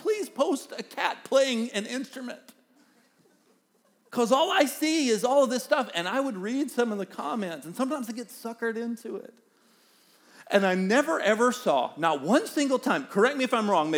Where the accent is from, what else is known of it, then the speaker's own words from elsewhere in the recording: the South, United States; accent: Southern; We're both from the South, and we have accents